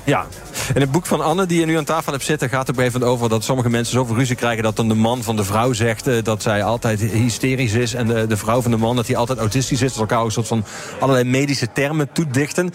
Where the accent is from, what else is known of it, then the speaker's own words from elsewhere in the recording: Geleen, Limburg, Netherlands; Ik kom zelf uit Geleen